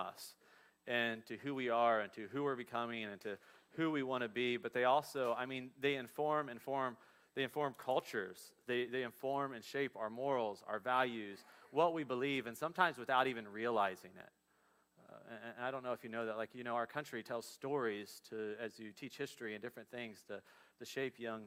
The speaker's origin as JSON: {"language": "English", "area": "Dayton and Cincinnati area", "region": "Ohio", "country": "United States", "tie": "born or raised there", "said": "We grew up in the Dayton and Cincinnati area"}